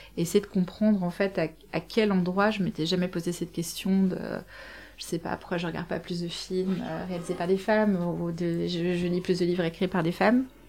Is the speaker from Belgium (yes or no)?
yes; Belgium; je suis belge